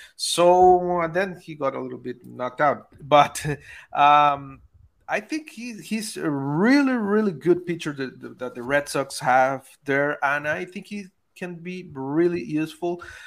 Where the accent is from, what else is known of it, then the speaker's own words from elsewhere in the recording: Venezuela; I'm from Venezuela, so we are all crazy about baseball there